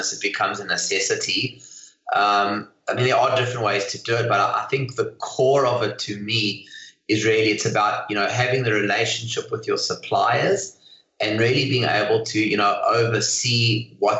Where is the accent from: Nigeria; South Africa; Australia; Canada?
South Africa; moved away as an adult; now in Hong Kong; Originally from South Africa